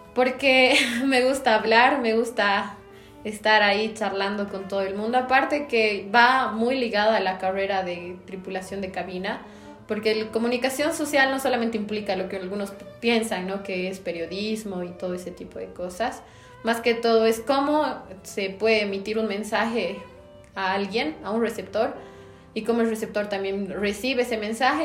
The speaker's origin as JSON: {"language": "Spanish", "region": "La Paz", "country": "Bolivia", "said": "soy de La Paz, Bolivia"}